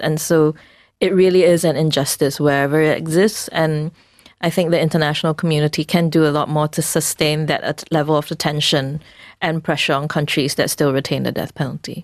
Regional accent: Singapore; we as a Singaporean society

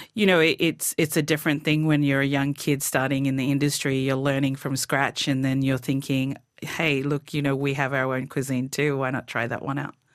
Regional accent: Torres Strait, Queensland, Australia; moved away; growing up in the Torres Strait is just amazing to be able to live on a tropical island.

